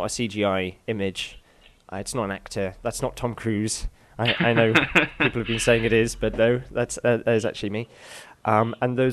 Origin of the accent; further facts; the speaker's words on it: England, United Kingdom; accent: English; I have an English accent